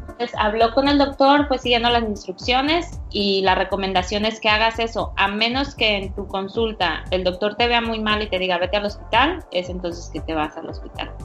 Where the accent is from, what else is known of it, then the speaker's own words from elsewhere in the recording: Veracruz, Mexico; also born or lived in Houston; now in New York, United States; yo soy mexicana, ah, soy de Veracruz